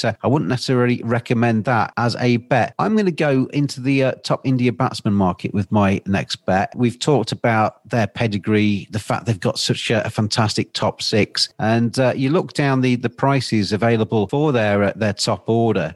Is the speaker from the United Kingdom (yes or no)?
yes; England, United Kingdom; I'm English